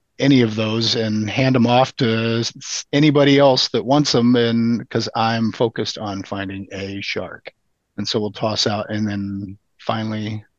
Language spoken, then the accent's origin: English; Midwest, United States; I'm the newbie from the Midwest.